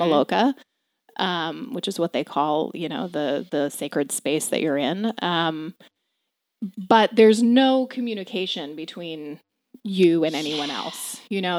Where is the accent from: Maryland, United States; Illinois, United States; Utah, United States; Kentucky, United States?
Maryland, United States; also born or lived in Fargo, North Dakota; I grew up in Maryland.